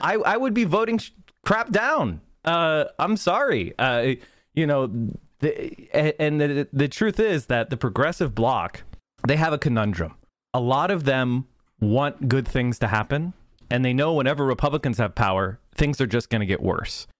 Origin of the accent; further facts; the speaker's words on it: Northeast, United States; also born or lived in Pennsylvania; I come from the Northeast, and, um, in the Northeast, we have a tradition of very bare knuckle politics